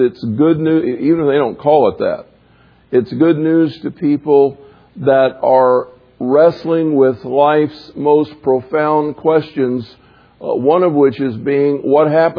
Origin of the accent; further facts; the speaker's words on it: the South, United States; growing up in the South